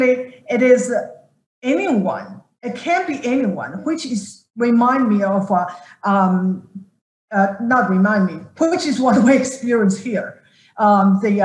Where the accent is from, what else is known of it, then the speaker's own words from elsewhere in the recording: China; moved away as an adult; now in United States; growing up in China